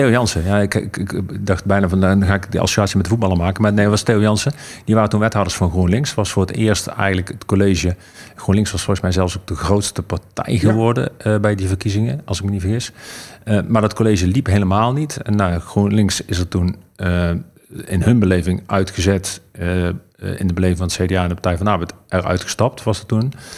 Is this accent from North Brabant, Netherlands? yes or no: yes; Eindhoven, North Brabant, Netherlands; moved away; toen ik nog in Eindhoven woonde